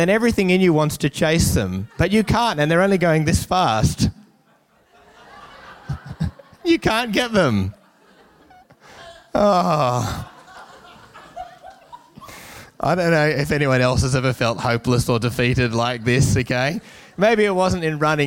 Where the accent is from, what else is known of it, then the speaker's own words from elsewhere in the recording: Newcastle, New South Wales, Australia; growing up in Newcastle in the 90s